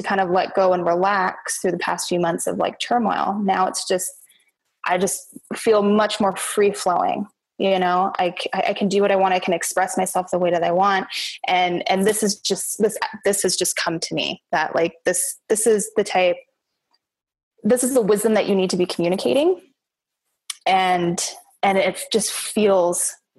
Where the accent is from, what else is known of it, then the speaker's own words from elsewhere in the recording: Kamloops, British Columbia, Canada; my hometown in Kamloops, British Columbia, Canada